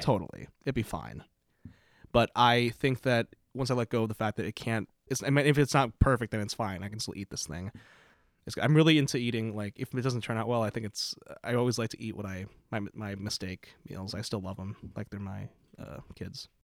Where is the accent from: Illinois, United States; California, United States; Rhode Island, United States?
Illinois, United States; Palatine; now in Burlington, United States; I'm from Illinois originally, Palatine, Illinois